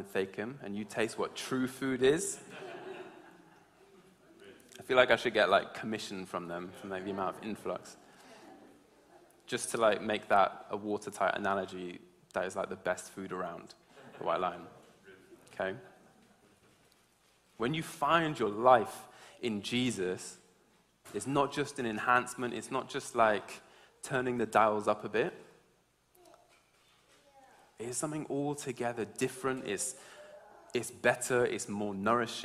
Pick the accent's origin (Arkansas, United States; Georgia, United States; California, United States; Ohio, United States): Georgia, United States; also born or lived in England; now in United Kingdom; I grew up in America, in Georgia, in the South